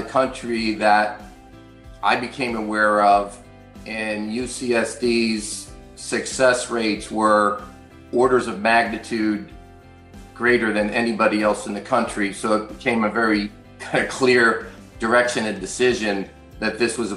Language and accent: English; New York, United States; moved away as an adult; now in Naples, United States; I also was from New York, and we retired down into Naples, Florida about 4 years ago